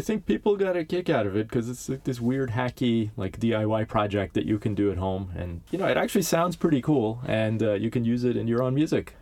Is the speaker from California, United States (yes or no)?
yes; Los Angeles, California, United States; moved away as an adult; now in Stockholm, Sweden; I grew up in Southern California